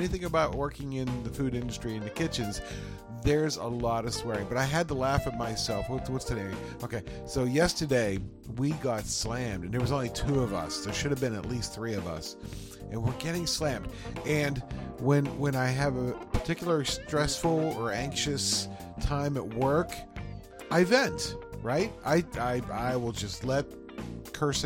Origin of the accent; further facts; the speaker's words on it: Pittsburgh, Pennsylvania, United States; We're from the Pittsburgh area